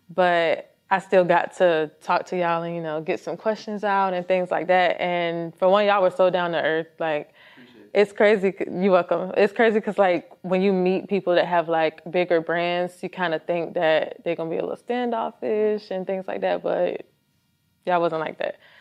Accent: Virginia, United States; now in Georgia, United States; I am from Virginia

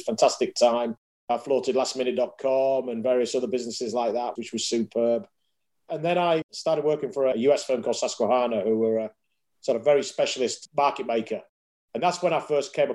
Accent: Yorkshire and the Humber, United Kingdom; moved away as an adult; also born or lived in Hull; now in London, United Kingdom; as you can tell by the voice, I'm a Yorkshireman, born and bred.

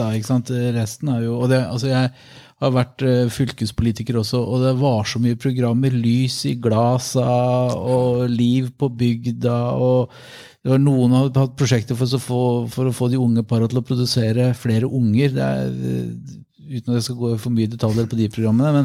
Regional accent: Vadsø, Finnmark, Norway; jeg er jo fra Vadsø eh, i, i Øst-Finnmark

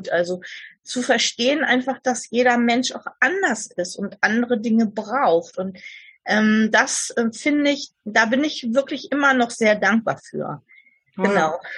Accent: Saarland, Germany; weil ich bin ja im Saarland aufgewachsen

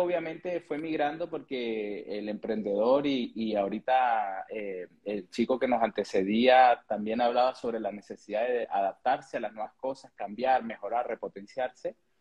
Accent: Venezuela; moved away as an adult; also born or lived in Chile; now in Santiago, Chile

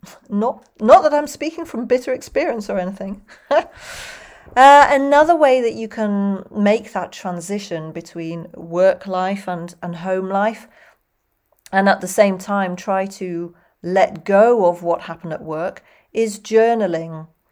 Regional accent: United Kingdom; accent: British English, non-rhotic; I'm British English and not American English

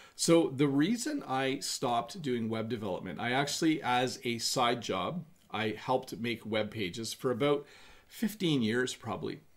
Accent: Canada; in Canada, we would say I'm going to have a cup of tea

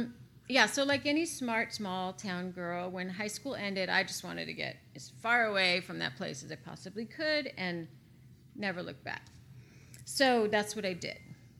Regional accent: Wasilla, Alaska, United States; moved away as an adult; now in St. Louis, United States; I grew up in Alaska.

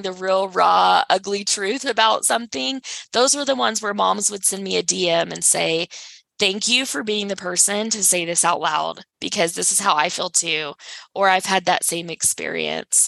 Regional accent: Texas, United States; now in Salt Lake City, United States; born and raised in Texas, but I live in Salt Lake City, Utah

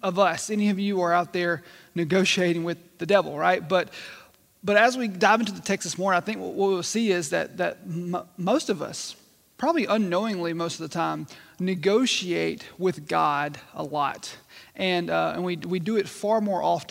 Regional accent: Mississippi, United States; growing up in Mississippi

